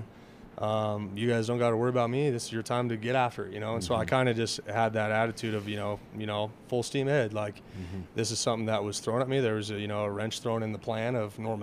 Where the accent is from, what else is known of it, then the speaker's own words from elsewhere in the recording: Craig, Colorado, United States; now in Alamosa, United States; growing up in Craig